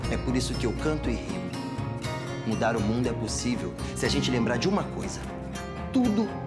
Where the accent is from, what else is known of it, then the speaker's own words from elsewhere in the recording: São Paulo, Brazil; born there; Um brasileiro negro, adulto e vivo isso é raridade para quem nasceu onde eu nasci. Eu nasci na periferia de São Paulo, dentro de um país que mata um jovem negro a cada 23 minutos.